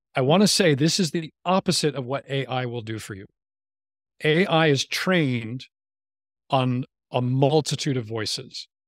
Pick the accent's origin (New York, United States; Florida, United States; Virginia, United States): New York, United States; moved away; I grew up in New York where weed is not really a word for pop